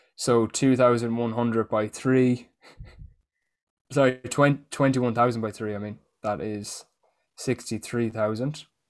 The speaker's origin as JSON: {"language": "English", "country": "Ireland", "said": "being Irish"}